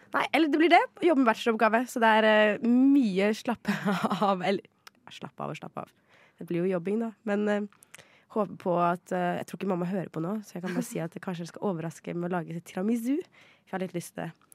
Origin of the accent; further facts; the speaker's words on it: Ski, Akershus, Norway; jeg er jo en skiperson, for jeg er fra Ski